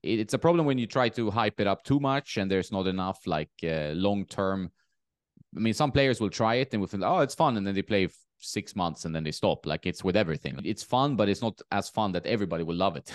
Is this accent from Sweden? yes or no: yes; Sweden; moved away; also born or lived in Marbella; my hometown in sweden